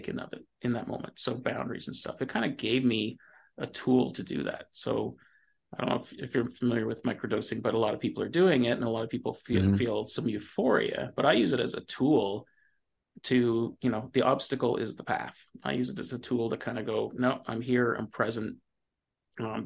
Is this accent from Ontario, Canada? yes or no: yes; Ontario, Canada; I grew up in Ontario in the 80s